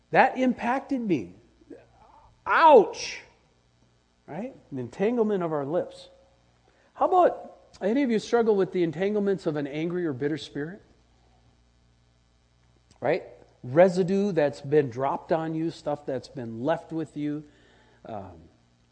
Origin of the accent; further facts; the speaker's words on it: Wisconsin, United States; as a kid growing up in Wisconsin, we had that red Wisconsin clay